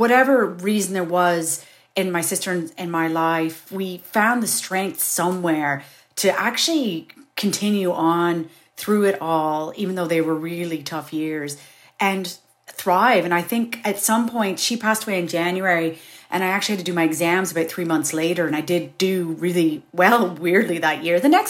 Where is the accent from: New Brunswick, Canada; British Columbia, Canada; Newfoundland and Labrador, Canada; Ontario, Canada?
Ontario, Canada; Kingston; moved away as an adult; also born or lived in Toronto, Canada; now in Ireland; I'd left my hometown of Kingston, which is really small compared to Toronto.